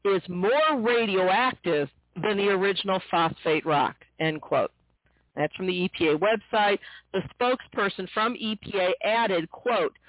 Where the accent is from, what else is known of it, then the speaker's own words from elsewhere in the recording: St. Louis, Missouri, United States; my hometown of St. Louis